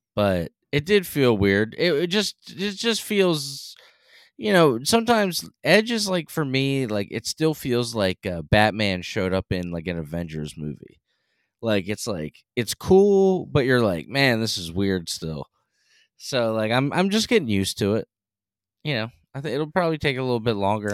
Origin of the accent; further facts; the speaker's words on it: Northeast, United States; accent: Northeast; You can tell we're from the Northeast.